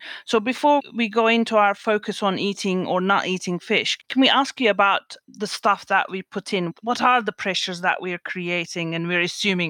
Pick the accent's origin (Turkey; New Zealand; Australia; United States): Turkey; Istanbul; I grew up in Istanbul, so I used to go fishing with my uncle on a little boat.